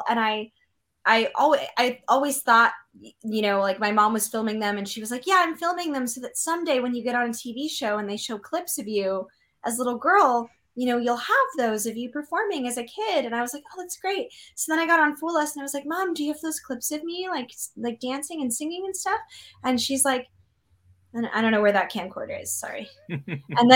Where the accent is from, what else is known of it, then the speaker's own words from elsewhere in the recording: Portland, Oregon, United States; moved away as an adult; also born or lived in San Francisco; now in Los Angeles, United States; I was living in San Francisco, but I was from Portland, and Portland, Oregon is known as being quirky and weird